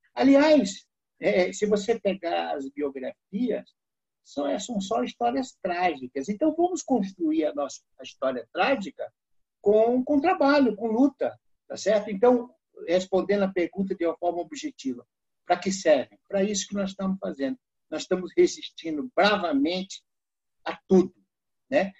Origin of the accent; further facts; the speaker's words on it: Ceará, Brazil; now in São Paulo, Brazil; lá na minha terra, no Ceará